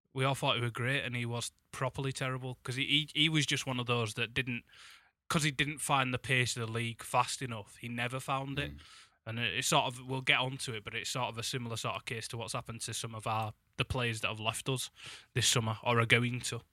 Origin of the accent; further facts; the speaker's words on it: Huddersfield, Yorkshire and the Humber, United Kingdom; now in Leeds, United Kingdom; I'll be back in my hometown of Huddersfield